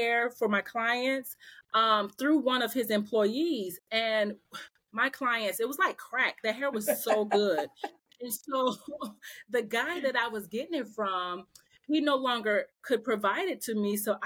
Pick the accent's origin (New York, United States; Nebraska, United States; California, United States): Nebraska, United States; Omaha; moved away as an adult; now in Atlanta, United States; I'm from Omaha, Nebraska